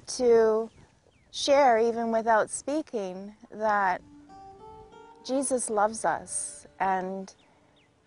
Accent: Saulteaux Nation, Manitoba, Canada; I'm from the Soto Nation, that's around Manitoba area

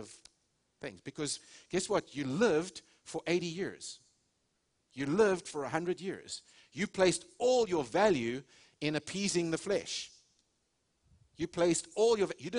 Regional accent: South Africa; moved away as an adult; now in United States; I was raised in South Africa. We're Americans now. We have had the privilege of living here almost 18 years in January

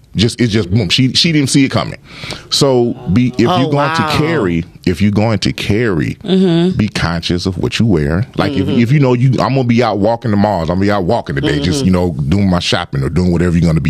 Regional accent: Lawton, United States; from the hood. I grew up living in Lawton.

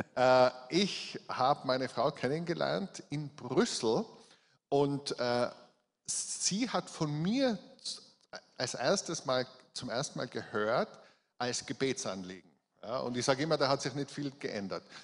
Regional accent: Innsbruck, Tyrol, Austria; accent: Tyrolean; also born or lived in Hall in Tirol; ich bin in Innsbruck geboren

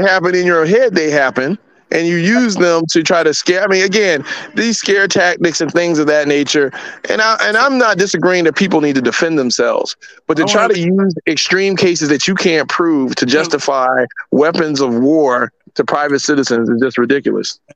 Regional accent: United States; as an American

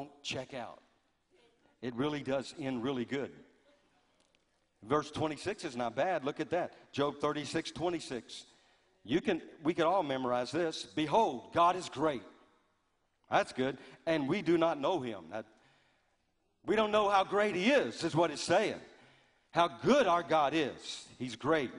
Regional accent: Louisiana, United States; growing up in Louisiana

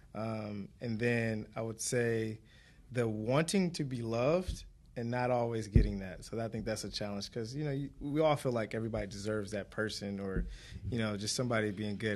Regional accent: Detroit, Michigan, United States; born and raised in Detroit

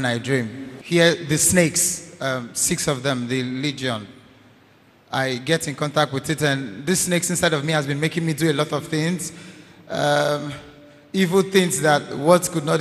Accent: Anambra, Nigeria; I am from Anambra State.

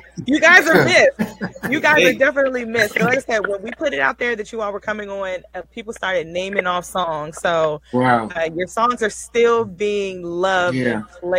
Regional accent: Maryland, United States; I'm from Maryland.

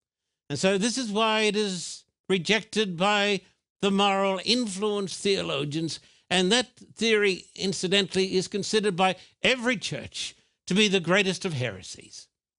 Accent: Australia; now in United States; But when I was brought up in Australia, that oil was the cure for every sickness under the sun.

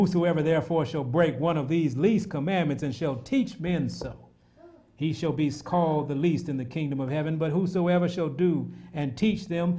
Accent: United States; I'm American

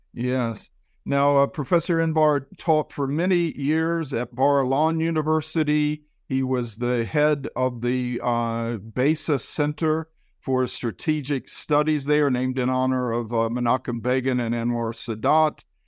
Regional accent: United States; as an American.

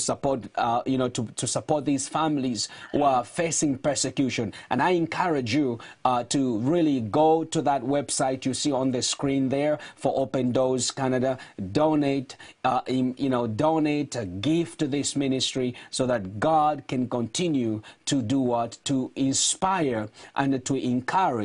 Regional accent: Zambia; moved away; I was born in Zambia

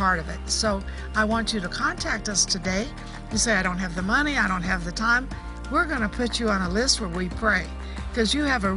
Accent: Texas, United States; I was born in Texas

